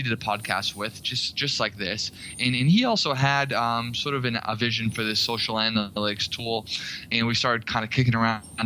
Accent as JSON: {"language": "English", "town": "Boston", "region": "Massachusetts", "country": "United States", "also_born_or_lived": "Washington, D.C.", "moved": "as an adult", "said": "I'm originally from Boston"}